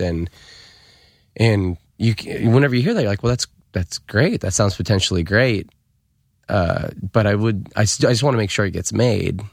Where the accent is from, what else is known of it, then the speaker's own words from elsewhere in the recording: United States; I grew up in America